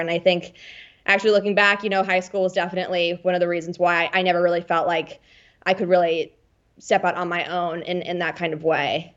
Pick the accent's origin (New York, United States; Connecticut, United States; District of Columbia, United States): District of Columbia, United States; Washington; moved away as an adult; also born or lived in Bethesda, Maryland / Los Angeles; now in London, United Kingdom; I'm originally from Washington, D C